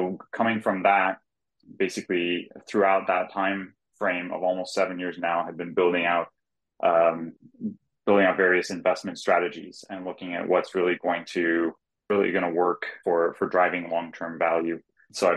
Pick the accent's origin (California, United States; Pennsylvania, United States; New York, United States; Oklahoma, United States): California, United States; Silicon Valley; I grew up in the Silicon Valley area